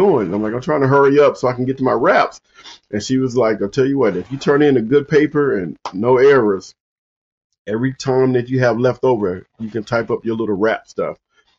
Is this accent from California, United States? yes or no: yes; Compton, California, United States; moved away as an adult; I grew up in Compton, California.